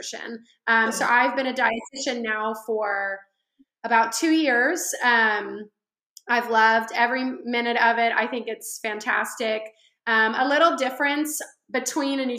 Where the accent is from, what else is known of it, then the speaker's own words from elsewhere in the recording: the Central Valley, California, United States; I am originally from California, the Central Valley